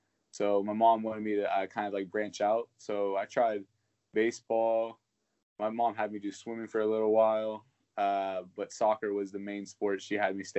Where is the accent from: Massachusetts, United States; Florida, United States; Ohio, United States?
Ohio, United States; Zanesville; I was born in Zanesville, Ohio.